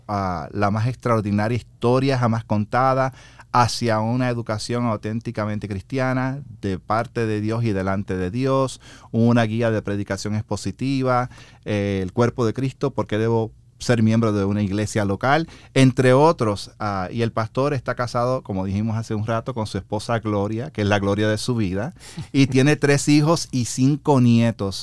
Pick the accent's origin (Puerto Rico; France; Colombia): Puerto Rico; moved away; also born or lived in United States; Yo soy de Puerto Rico.